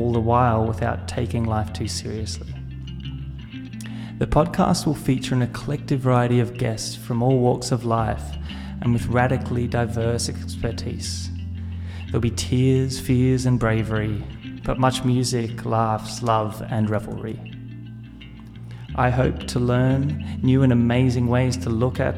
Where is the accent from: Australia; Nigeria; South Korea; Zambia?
Australia; Adelaide Hills, South Australia; I come to you broadcasting from the Adelaide Hills in South Australia, a place of lush greenery and unique nature where I've lived for most of my life. I grew up here